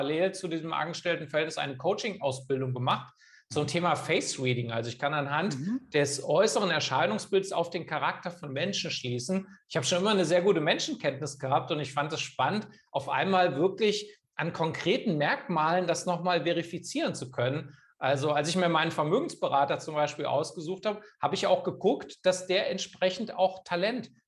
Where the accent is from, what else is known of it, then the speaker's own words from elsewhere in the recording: Kassel, Hesse, Germany; born there; studiert in Kassel, wo ich geboren bin, Wirtschaftswissenschaften